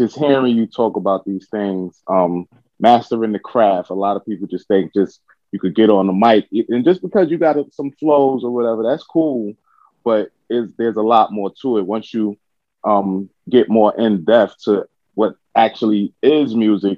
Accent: New York City, New York, United States; I'm from Brooklyn

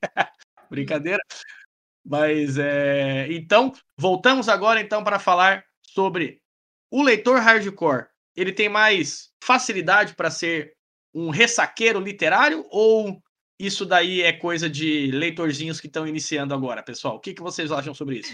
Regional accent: Goiás, Brazil; now in Paraná, Brazil; eu moro no Paraná, mas sou de Goiás

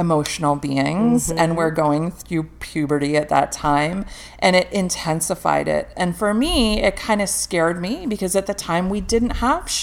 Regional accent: England, United Kingdom; moved away; also born or lived in North America; where I'm from. I was born in England.

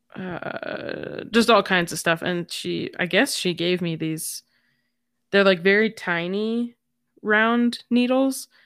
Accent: United States

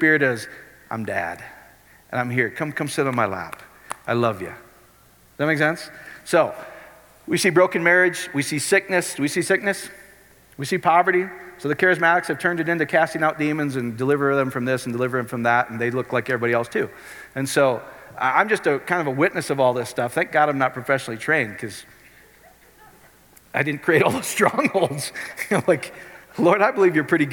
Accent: Iowa, United States; I grew up in Iowa.

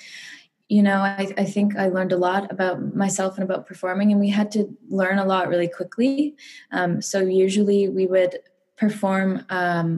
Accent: Ottawa, Ontario, Canada; I'm Canadian, so I grew up in Ottawa, Ontario.

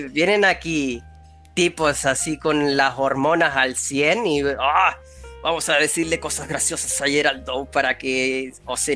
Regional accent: Chile; yo soy de Chile y en Chile es común que hayan terremotos.

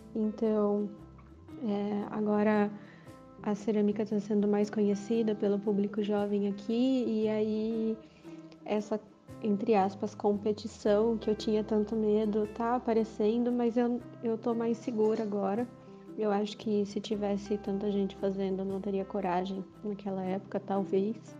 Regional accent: Campinas, São Paulo, Brazil; eu sou de Campinas

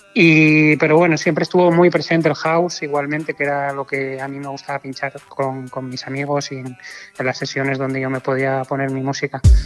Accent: Oviedo, Asturias, Spain; moved away as an adult; now in Canary Islands, Spain; yo nací en Oviedo en el 84

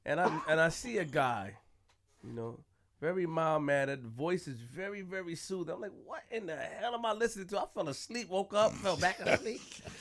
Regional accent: New York City, New York, United States; I'm from Queens.

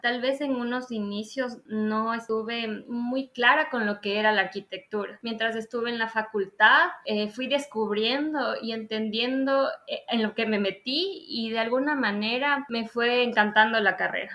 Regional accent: Ambato, Tungurahua, Ecuador; also born or lived in Quito, Ecuador / Guayaquil, Ecuador; soy ambateña

